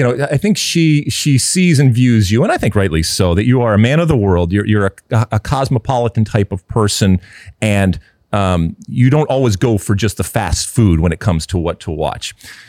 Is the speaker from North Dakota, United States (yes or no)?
no; Michigan, United States; You know, I grew up in Michigan in the 70s.